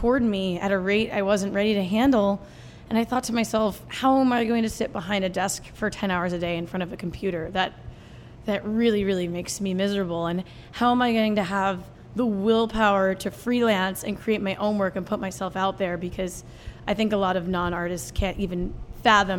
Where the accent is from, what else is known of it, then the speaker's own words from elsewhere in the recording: New Jersey, United States; also born or lived in New York City; I was born in the city and grew up in New Jersey with her